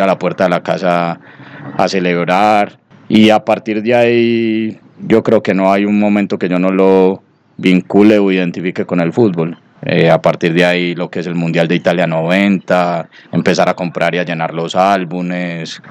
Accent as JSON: {"language": "Spanish", "town": "Bello", "region": "Antioquia", "country": "Colombia", "tie": "born or raised there", "also_born_or_lived": "Medellín", "said": "Yo nací en Medellín, en, Medellín, y los primeros años eh, los viví en el barrio Cristóbal, en la América, los primeros dos años, pero estando pues muy niño, mi familia se traslada al barrio Cabañitas, en el municipio de Bello Allí después hago toda la primaria, el bachillerato"}